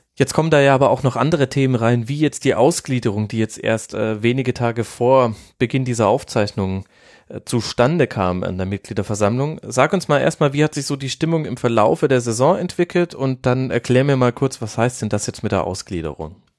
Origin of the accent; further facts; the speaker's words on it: Würzburg, Bavaria, Germany; Ich komme ja aus dem Großraum Würzburg